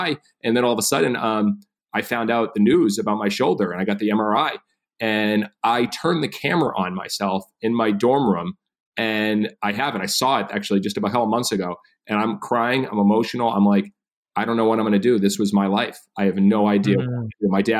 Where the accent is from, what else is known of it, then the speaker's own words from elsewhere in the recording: Massachusetts, United States; moved away as an adult; I grew up in Massachusetts, only child.